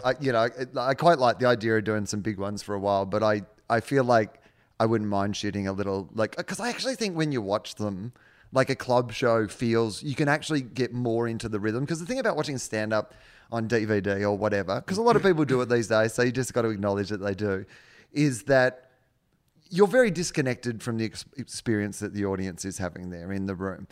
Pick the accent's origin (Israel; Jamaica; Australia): Australia; now in United States; I'm an Australian overseas